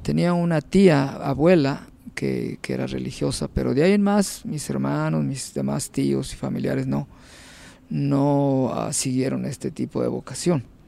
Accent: Unión de Tula, Jalisco, Mexico; moved away as an adult; also born or lived in El Grullo, Jalisco / Autlán, Jalisco / Zamora, Michoacán / Guadalajara; now in New York, United States; Yo nací en un pueblito de Jalisco que se llama Unión de Tula.

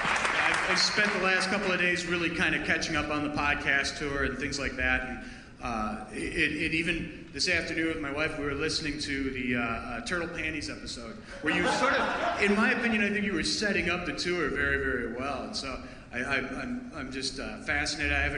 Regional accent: Wisconsin, United States; we're from Wisconsin here

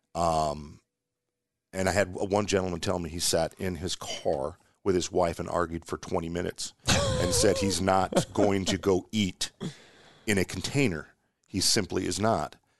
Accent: Omaha, Nebraska, United States

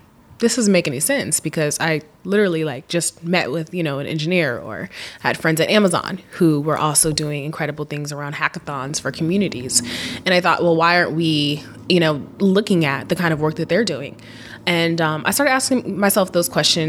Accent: Seattle, Washington, United States; growing up in Seattle and going back to my love for Seattle, I grew up in a very sort of like high-tech environment

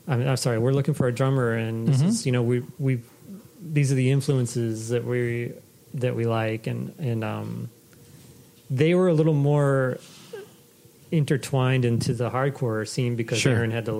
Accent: Maine, United States; moved away as an adult; also born or lived in Boston; I was born and raised in Maine.

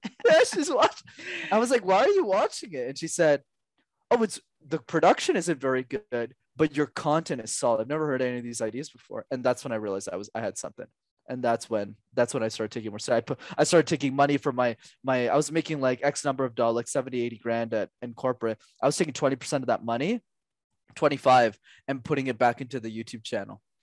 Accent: Canada; I was born in Canada

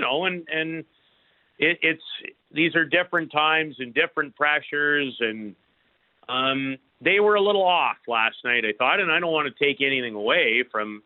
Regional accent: Canada; As an incredibly proud Canadian

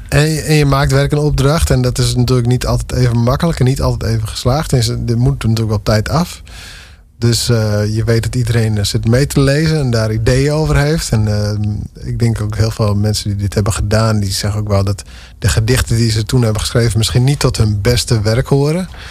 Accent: Dantumadeel, Friesland, Netherlands; de gemeente Dantumedeel, waar ik echt vandaan kom

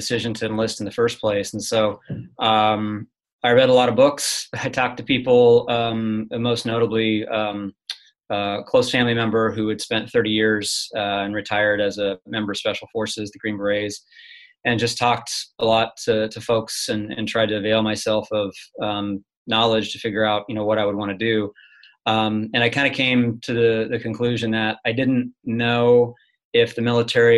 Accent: Hays, Kansas, United States; I'm originally from central Kansas, a little town called Hayes, Kansas

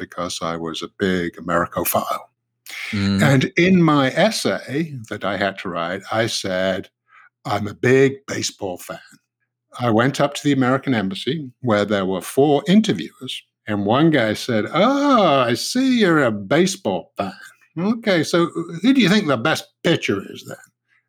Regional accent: United Kingdom; moved away as an adult; now in United States; As a Brit, yes, who, you know, grew up and, you know, spent the first part of my adult life in Britain, it would have been tea.

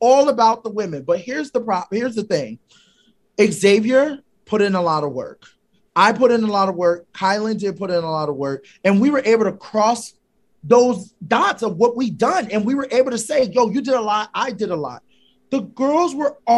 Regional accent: Philadelphia, Pennsylvania, United States; I'm from Philly

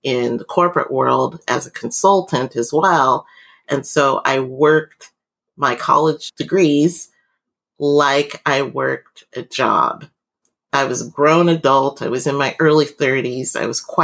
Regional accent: Vancouver, Washington, United States; moved away as an adult; also born or lived in Anchorage, Alaska / Mobile, Alabama / United Kingdom; I grew up in Vancouver, Washington, which is really close to Portland, Oregon.

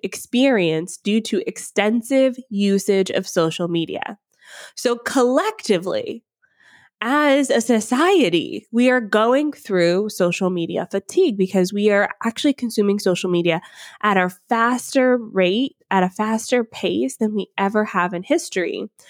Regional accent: Atlanta, Georgia, United States; now in Ontario, Canada; I grew up in Atlanta, Georgia

